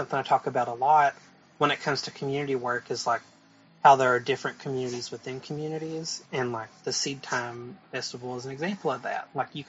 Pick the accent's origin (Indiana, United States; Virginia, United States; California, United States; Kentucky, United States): Kentucky, United States; Whitesburg; born or raised there